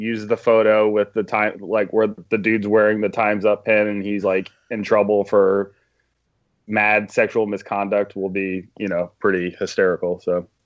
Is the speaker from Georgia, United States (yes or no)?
yes; Georgia, United States; moved away; We're from Alabama and, uh, Georgia respectively